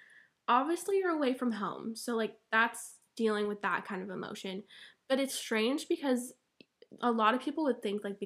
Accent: Vermont, United States; moved away as an adult; now in Chapel Hill, United States; like I'm out of state, but I'm from Vermont, so I'm literally 14 hours away from the fam.

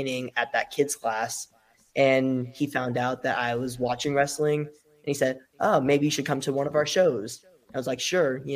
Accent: Las Vegas, Nevada, United States; I'm from Las Vegas, Nevada, based out of Las Vegas, Nevada.

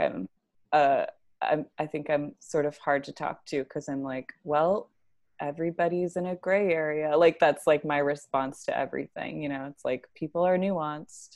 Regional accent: Tucson, Arizona, United States; moved away as an adult; also born or lived in Grand Rapids, Michigan; now in New York, United States; I grew up in Tucson and then partially in Grand Rapids, Michigan

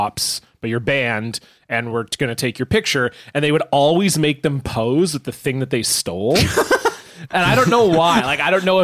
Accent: Southern Ontario, Canada; I grew up in Southern Ontario

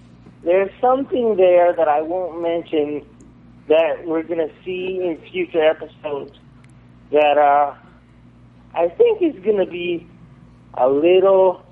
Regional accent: Florida, United States; I'm from Florida.

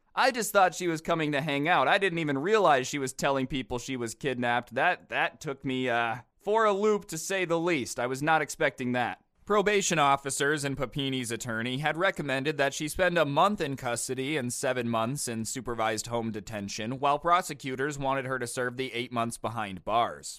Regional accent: United States; I'm American

